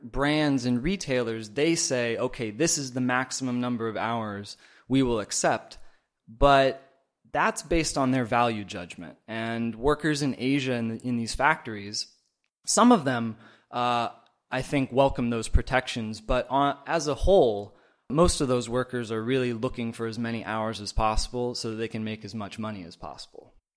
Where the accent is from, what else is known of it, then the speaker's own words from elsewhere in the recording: Oregon, United States; moved away as an adult; now in China; I am from Oregon originally, but I've been in China the last four years